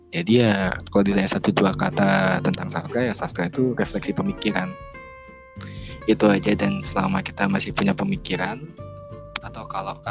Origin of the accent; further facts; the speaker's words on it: Bali, Indonesia; tapi kalau dulu di daerahku di Bali ya masih orang-orang merasa kayak ya banyak kuliah juga memikirkan masalah kerja